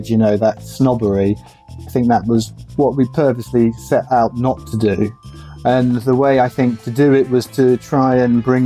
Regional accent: England, United Kingdom; growing up in England

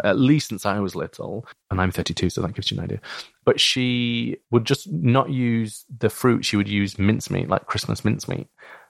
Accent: Bradford, Yorkshire and the Humber, United Kingdom; because I grew up in Bradford, and I don't really have a strong Yorkshire or Bradford accent for a couple of reasons

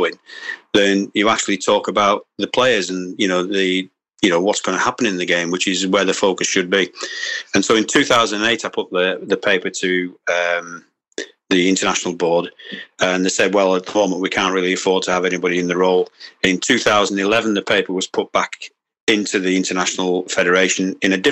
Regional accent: England, United Kingdom; Yes, I'm English. I live in England.

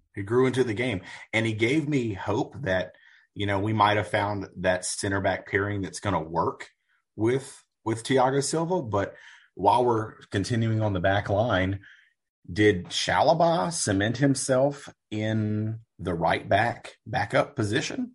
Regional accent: United States; as an American

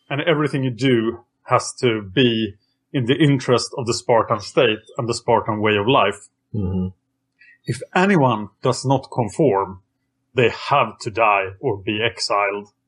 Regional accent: Texas, United States; I am from Texas, still here today

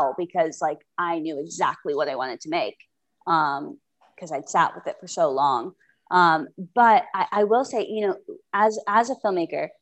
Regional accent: Florida, United States; moved away; I'm from Florida. So we went back, like, basically to my hometown

